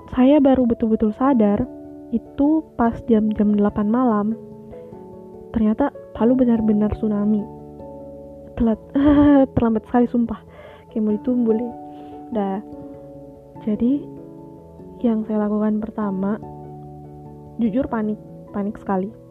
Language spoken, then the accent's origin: Indonesian; Palu, Central Sulawesi, Indonesia; born there; rada nyampur dikit ya sama bahasa Palu hmm ya hari ini tuh tanggal 28 September tepat 2 tahun silam kota kelahiran aku tuh mengalami bencana yang amat besar.